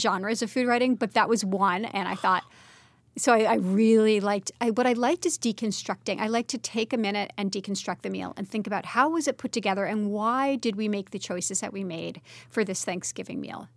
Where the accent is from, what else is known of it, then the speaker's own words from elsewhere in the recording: Brooklyn, New York, United States; also born or lived in France; I grew up in Brooklyn